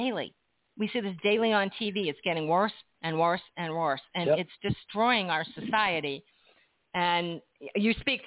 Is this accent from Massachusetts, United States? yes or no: yes; Massachusetts, United States; now in New Jersey, United States; I'm from Massachusetts, and I live in New Jersey now